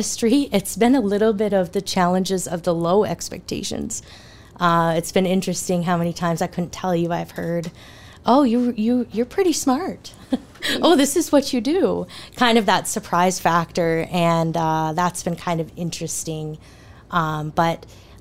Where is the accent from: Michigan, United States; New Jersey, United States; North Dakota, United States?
North Dakota, United States; Minot; now in Bismarck, United States; I'm born and raised in Minot, North Dakota